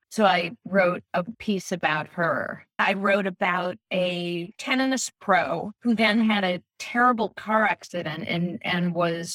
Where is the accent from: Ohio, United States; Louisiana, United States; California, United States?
Ohio, United States; Cleveland; I grew up in a suburb of Cleveland